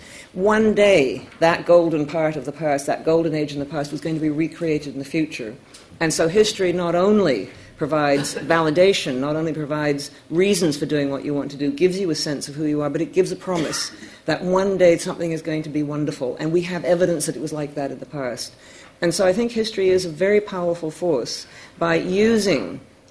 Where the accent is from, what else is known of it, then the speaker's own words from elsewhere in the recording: Canada; I'm Canadian